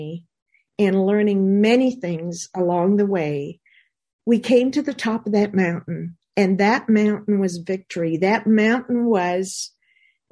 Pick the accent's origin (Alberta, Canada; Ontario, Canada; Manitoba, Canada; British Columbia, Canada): Manitoba, Canada; I grew up in Manitoba, Canada. I like to call it my little house on the prairie.